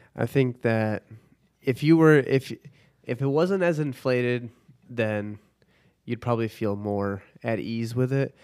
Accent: Chicago, Illinois, United States; now in Dallas, United States; I'm from Chicago, but I don't do the cold

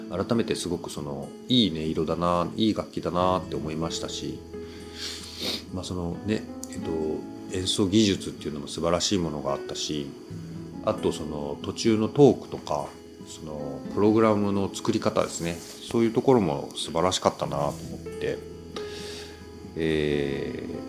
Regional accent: Kyushu, Japan; accent: Kyushu dialect; 同じ九州

